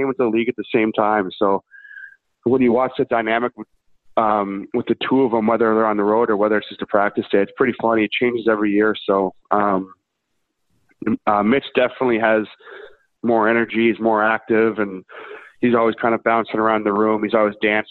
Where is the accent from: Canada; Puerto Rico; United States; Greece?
Canada; Vancouver, British Columbia; I grew up in Vancouver